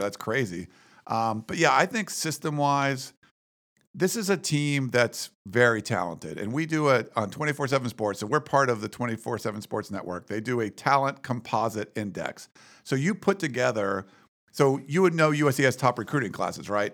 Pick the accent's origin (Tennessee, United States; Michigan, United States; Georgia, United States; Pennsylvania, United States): Pennsylvania, United States; Western; moved away; I grew up in Western Pennsylvania